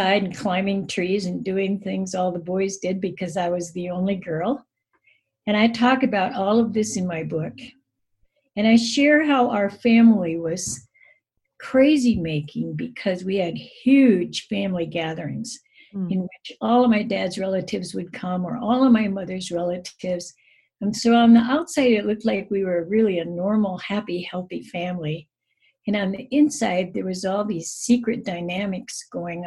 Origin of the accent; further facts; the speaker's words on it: Rapid City, South Dakota, United States; also born or lived in Japan; I'm from Rapid City, South Dakota. I grew up in South Dakota, but I haven't always lived here.